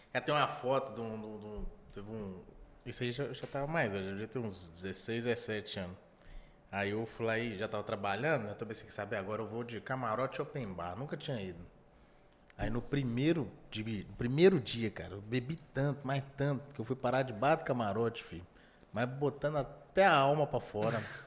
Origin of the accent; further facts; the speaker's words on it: Pirapora, Minas Gerais, Brazil; eu sou de Pirapora, norte de Minas. Lá é só axézão.